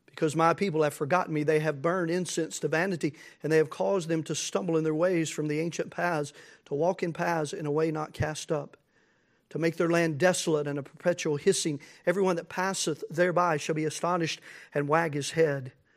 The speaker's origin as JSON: {"language": "English", "country": "United States", "said": "as American Christians"}